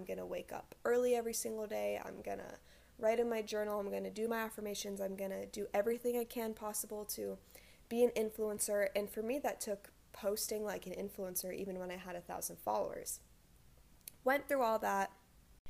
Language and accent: English; Rhode Island, United States; moved away as an adult; now in Hawaii, United States; I'm from Rhode Island originally, which is the smallest state